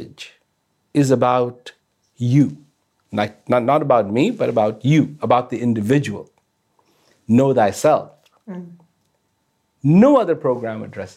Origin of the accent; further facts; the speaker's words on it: India; now in Australia; I was born in India